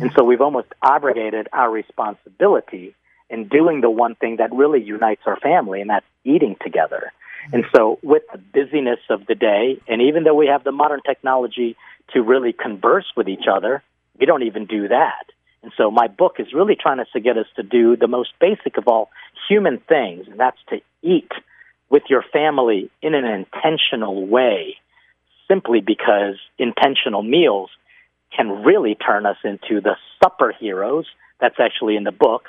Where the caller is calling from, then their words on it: Mexico; I am here from Mexico.